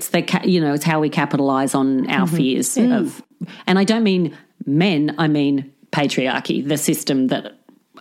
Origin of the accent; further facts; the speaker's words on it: Central Coast, New South Wales, Australia; moved away; I'm from the Central Coast